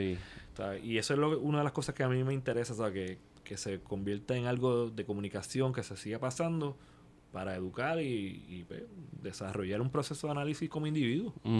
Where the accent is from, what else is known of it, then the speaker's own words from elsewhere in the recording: Puerto Rico; somos como puertorriqueños